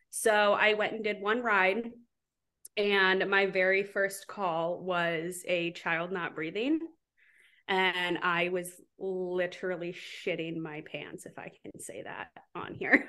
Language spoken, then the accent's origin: English; Southwest Wisconsin, United States; moved away as an adult; also born or lived in Seattle; now in Charleston, United States; I grew up in Southwest Wisconsin